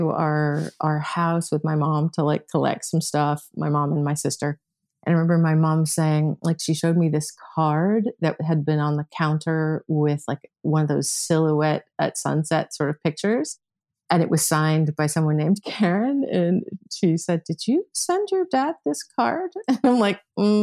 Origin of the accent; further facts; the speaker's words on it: Rochester, Michigan, United States; moved away; I grew up in Michigan, actually, a suburb of Detroit.